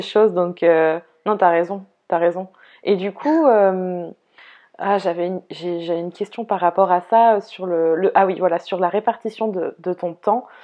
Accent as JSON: {"language": "French", "region": "Brittany", "country": "France", "said": "moi, la bretonne"}